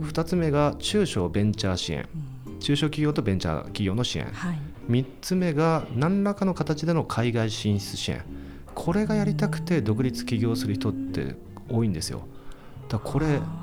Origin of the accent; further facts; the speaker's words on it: Kawasaki, Kanagawa, Japan; 川崎市出身ですので